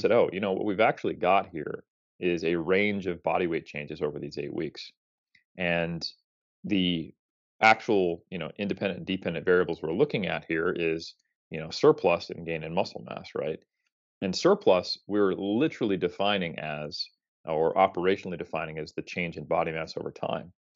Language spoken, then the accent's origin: English; United States; as an American